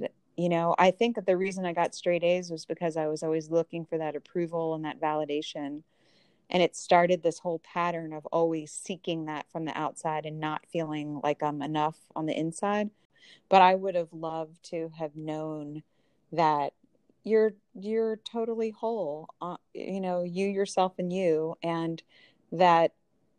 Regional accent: United States; I was born in America as a white female in the family that I did

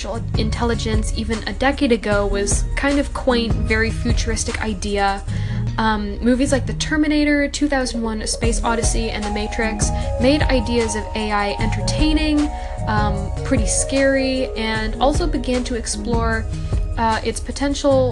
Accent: Canada; I'm also Canadian

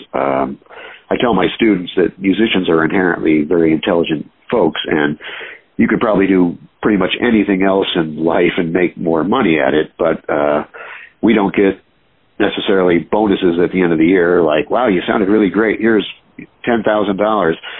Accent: Binghamton, New York, United States; I was born in Binghamton, New York, uh, which uh, kind of a middle of nowhere place, but uh, there must have been something in the water uh, in the late 70s, early 80s when I was in junior high and high school

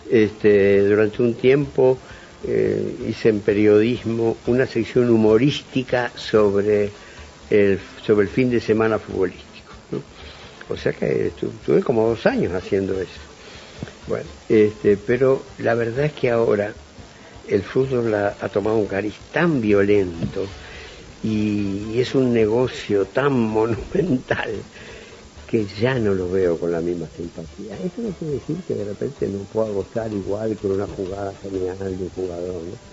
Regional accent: Montevideo, Uruguay; moved away as an adult; soy un montevillano de clase media

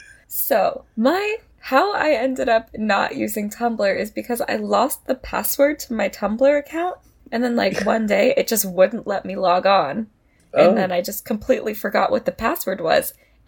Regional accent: United States

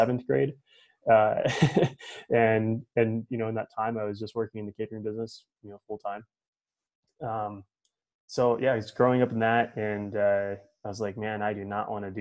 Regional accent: Tooele, Utah, United States; also born or lived in Florida; I grew up in Tooele. Right out of high school, I went and I was on the football team at University of Utah

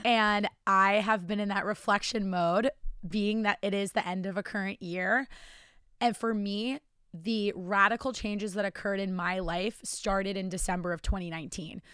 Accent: New Jersey, United States; moved away as an adult; also born or lived in Virginia / Charlotte, North Carolina; I'm from New Jersey and now live in New Jersey.

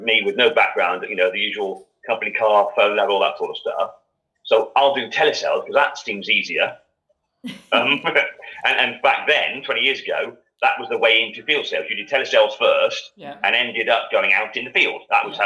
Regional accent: Gloucester, South West England, United Kingdom; I was brought up in Gloucester

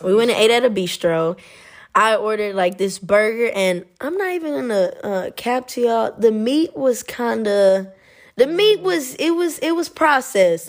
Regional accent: United States; moved away as an adult; now in Italy; I'm American

